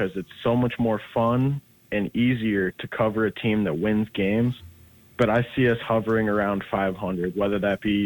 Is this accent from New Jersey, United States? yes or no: no; Cleveland, Ohio, United States; moved away; I'm from Cleveland. So I'm a big Browns fan